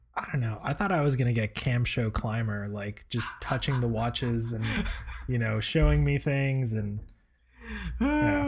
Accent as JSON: {"language": "English", "region": "Florida", "country": "United States", "moved": "yes", "lives_now": "Seattle, United States", "said": "proud to be a Florida boy at heart"}